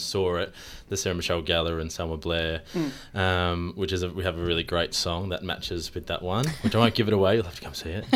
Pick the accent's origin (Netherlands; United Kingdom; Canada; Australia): Australia; as Australians, we're actually quite known to be good at our accents